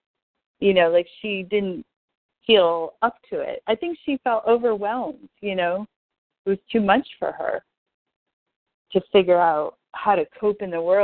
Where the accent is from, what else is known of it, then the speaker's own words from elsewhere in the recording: Amherst, Massachusetts, United States; I used to take the Peter Pan bus when I was 5 from Amherst to Natick alone to see my grandmother